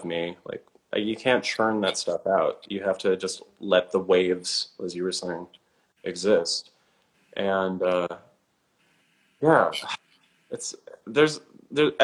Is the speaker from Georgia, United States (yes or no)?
no; Minnesota, United States; moved away; I grew up in Minnesota